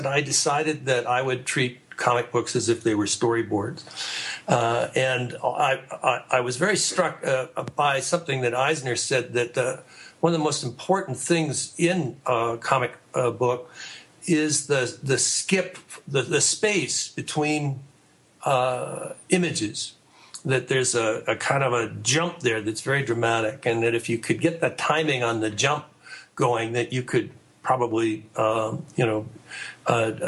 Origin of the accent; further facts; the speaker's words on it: Canada; I was raised in Canada